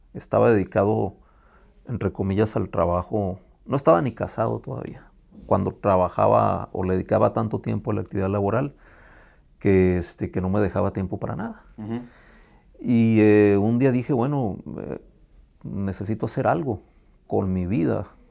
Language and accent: Spanish; Tijuana, Baja California, Mexico; Soy tijuanense, residente de aquí, de este hermoso estado desde 1974, a donde llegué cuando tenía yo seis años de edad.